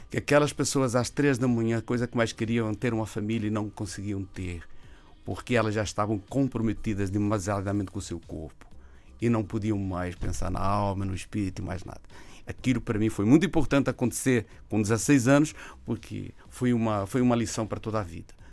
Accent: Brazil; moved away; Eu vim de lá do Brasil com a lesão

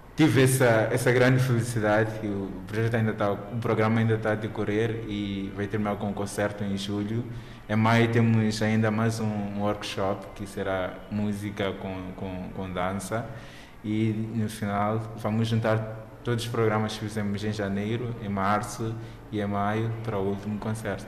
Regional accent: Mozambique; como moçambicano

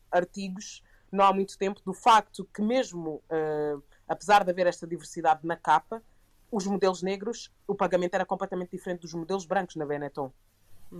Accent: Portugal; crescendo em Portugal

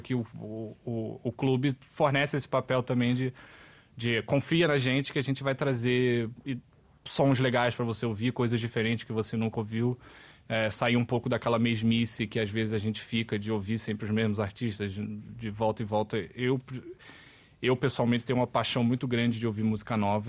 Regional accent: Rio de Janeiro, Brazil; moved away as an adult; now in Portugal; da onde eu venho, do Rio de Janeiro

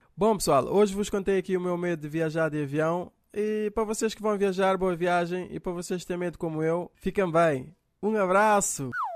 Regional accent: Cape Verde; Sou eu aqui de Cabo Verde

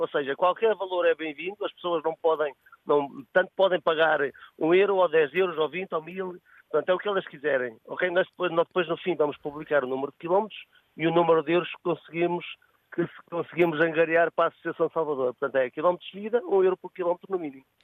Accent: Trás-os-Montes, Portugal; also born or lived in Margem Sul (Lisbon south bank); now in Margem Sul, Portugal; Eu sou transmontano e vivo aqui há 23 anos

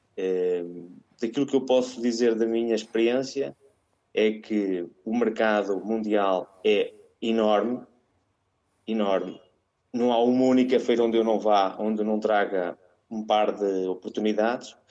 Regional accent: Mirandela, Norte, Portugal; moved away as an adult; also born or lived in Porto; now in Latin America; eu sou uh, transmontano, orgulhosamente transmontano, nascido e criado em Mirandela

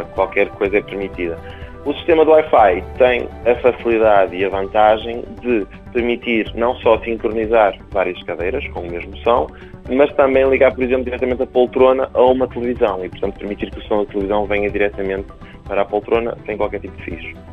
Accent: Paços de Ferreira, Norte, Portugal; eu sou de Passos Ferreira e, portanto, tenho família que trabalha na área.

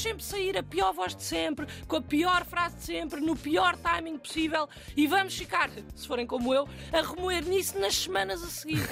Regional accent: Alentejo, Portugal; eu cresci no Alentejo

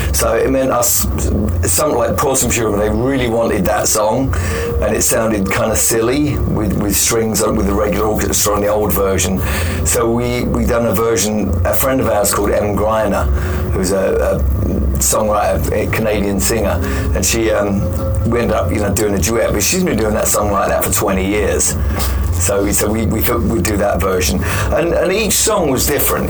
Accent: London, United Kingdom; I'm from London

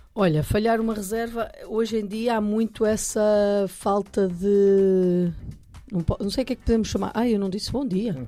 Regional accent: near Santo Tirso, Norte, Portugal; muito perto da terra onde eu nasci

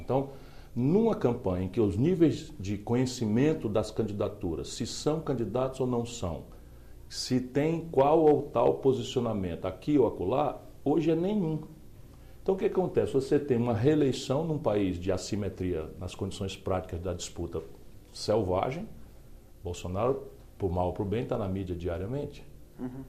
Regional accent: Northeast Region, Brazil; a região de onde eu venho

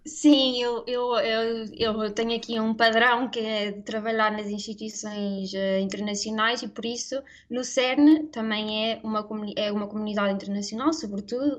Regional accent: Aveiro, Centro, Portugal; moved away as an adult; also born or lived in Brussels, Belgium; now in Switzerland; nascemos e fomos criadas em Aveiro

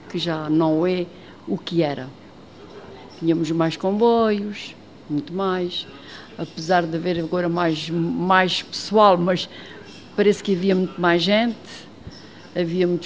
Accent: Alentejo, Portugal; moved away as an adult; also born or lived in Sagres / Faro / Lagos; now in Tunes, Portugal; em Moura, no Alentejo, eu sou alentejana.

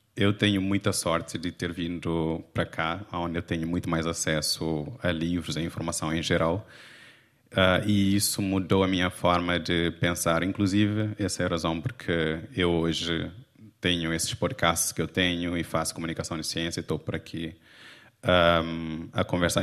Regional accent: Cape Verde; now in Portugal; eu crescendo não tinha acesso a livros

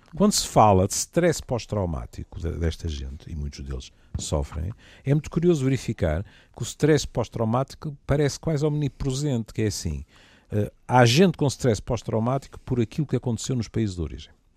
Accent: Portugal; como bom português

